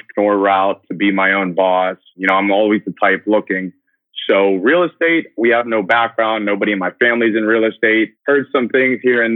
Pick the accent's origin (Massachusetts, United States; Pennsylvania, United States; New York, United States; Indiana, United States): Pennsylvania, United States; Pittsburgh; moved away as an adult; also born or lived in West Virginia / Southern California / New Jersey / Manhattan; I'm originally from Pittsburgh, Pennsylvania.